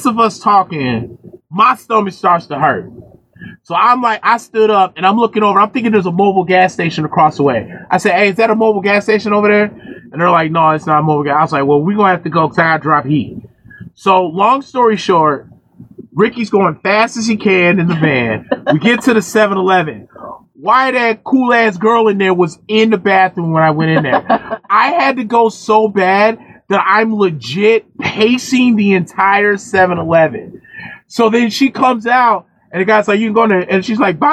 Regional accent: Chicago, Illinois, United States; I'm from Chicago

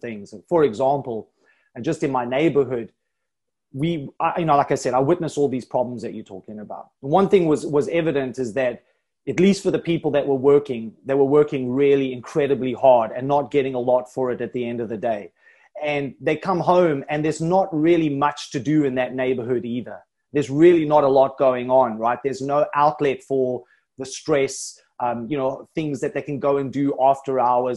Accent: South Africa; also born or lived in Thailand; now in Isle of Man; originally I was from South Africa, and I recently moved to Thailand

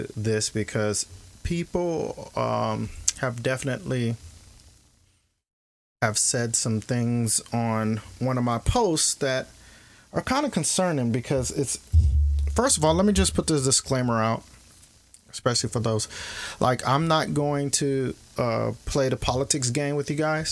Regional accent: Kenosha, Wisconsin, United States; Kenosha is my hometown. I went to high school there.

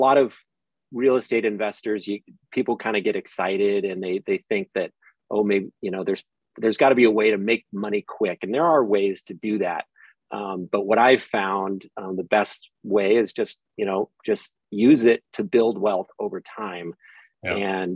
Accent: California, United States; as a Californian

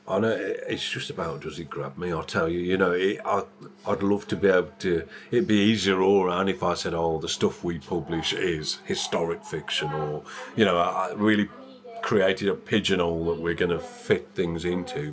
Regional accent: West Midlands, United Kingdom; now in East Midlands, United Kingdom; I'm from the West Midlands, as the accent might slightly give away.

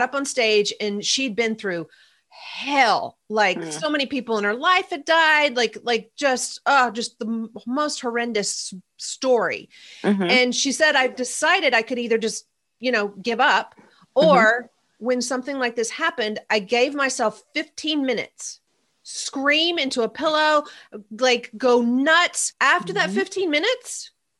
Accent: the South, United States; also born or lived in Nashville; I'm from the South.

